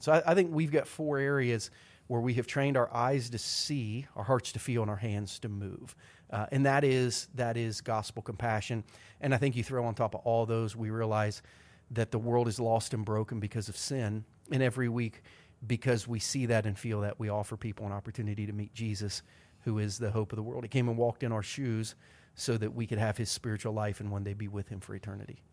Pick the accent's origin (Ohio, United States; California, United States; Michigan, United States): Ohio, United States; Southern; Growing up in Southern Ohio